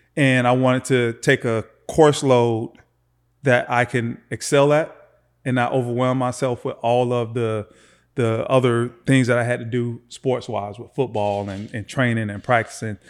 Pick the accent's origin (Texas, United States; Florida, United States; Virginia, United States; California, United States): Florida, United States; Lakeland; Born and raised in Florida, man, just uh, a few miles away from here in Lakeland, Florida